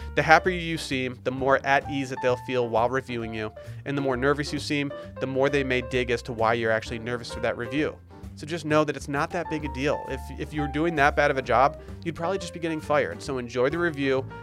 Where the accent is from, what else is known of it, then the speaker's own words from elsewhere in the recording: Harbor Springs, Michigan, United States; now in Austin, United States; my hometown of Harbor Springs, Michigan